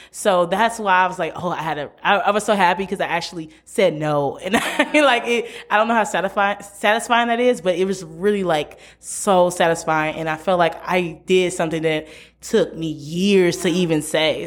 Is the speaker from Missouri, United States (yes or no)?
yes; St. Louis, Missouri, United States; moved away as an adult; now in Memphis, United States; I'm from Saint Louis, born and raised, but I came to Memphis, Tennessee